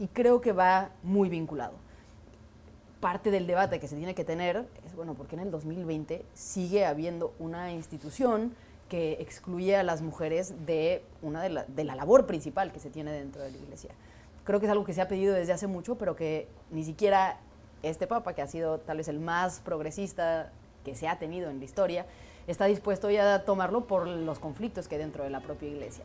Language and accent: Spanish; Mexico; yo me sienta orgullosa como mexicana